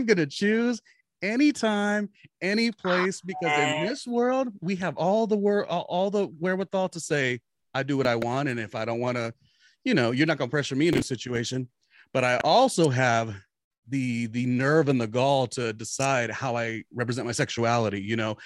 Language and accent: English; Southern California, United States; moved away as an adult; also born or lived in New York City / Weehawken, New Jersey; I grew up in Southern California